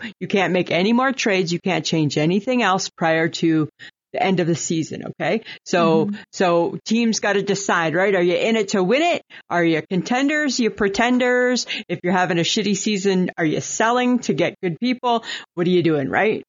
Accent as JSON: {"language": "English", "region": "Ontario", "country": "Canada", "tie": "born or raised there", "said": "I grew up in Ontario. It's humid."}